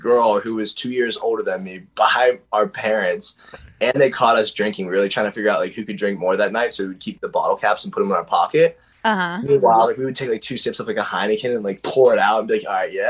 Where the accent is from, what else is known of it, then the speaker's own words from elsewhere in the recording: Pittsburgh, Pennsylvania, United States; I'm from Pittsburgh, not West Virginia.